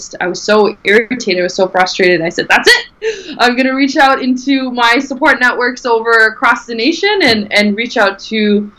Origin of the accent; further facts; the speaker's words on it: Halifax, Nova Scotia, Canada; born and raised in Halifax, Nova Scotia, and I was born literally 5 minutes of a walk away from my university.